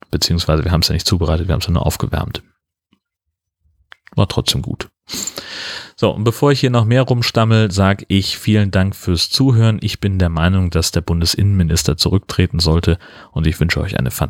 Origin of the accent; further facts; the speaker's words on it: Hesse, Germany; komme da halt nicht her, sondern das ist eben ein komplett anderer Teil von Hessen und in der Region, wo ich aufgewachsen bin, ist das eigentlich nicht so üblich.